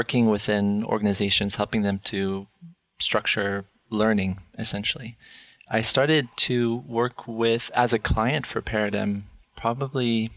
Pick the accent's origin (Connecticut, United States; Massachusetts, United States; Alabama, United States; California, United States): Alabama, United States; now in Vancouver, Canada; So I am in Vancouver, but I'm actually from the States. I was born and raised in Alabama.